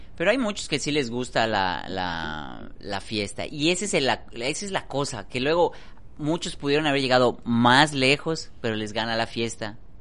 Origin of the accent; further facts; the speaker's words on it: Yucatán, Mexico; somos yucatecos